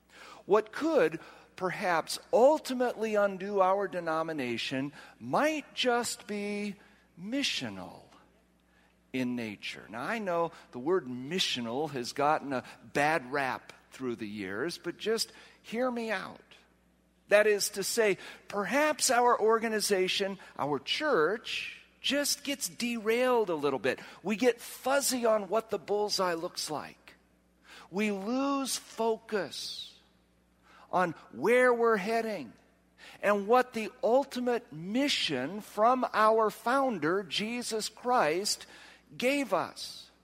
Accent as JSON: {"language": "English", "region": "Washington", "country": "United States", "said": "I'm not from here. I'm from Washington. And he looked at me like, well, then, and then I said, no, not Washington, D.C. I'm from Washington State."}